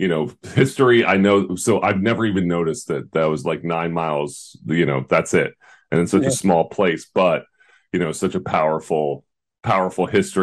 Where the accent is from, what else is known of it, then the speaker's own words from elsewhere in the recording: United States; as an American kid